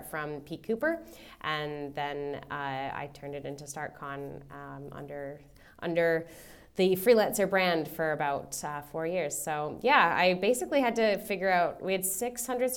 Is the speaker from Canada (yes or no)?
yes; Canada; moved away as an adult; now in Australia; I'm Canadian. I was born in Canada and I moved here in 2015. And in my career in Canada